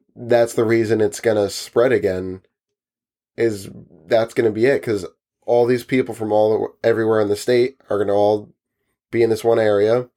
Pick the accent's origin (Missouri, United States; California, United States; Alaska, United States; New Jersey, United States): New Jersey, United States; we're from New Jersey